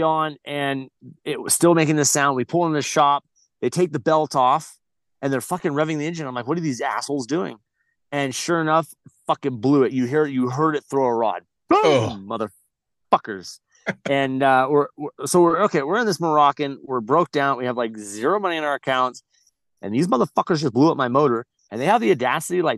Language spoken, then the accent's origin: English; Glamis, California, United States; grew up in the dunes. I grew up in Glamis